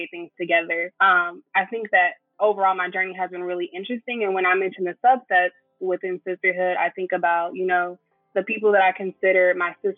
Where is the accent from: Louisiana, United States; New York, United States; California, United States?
California, United States; Inglewood; now in San Diego, United States; I am from Inglewood, California, and I currently reside in San Diego.